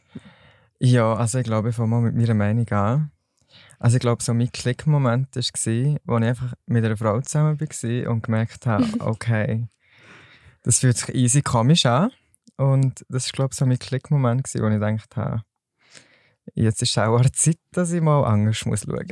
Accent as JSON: {"language": "German", "region": "Solothurn", "country": "Switzerland", "said": "ich komme aus Solothurn und arbeite als Store Manager in einem Kosmetikgeschäft"}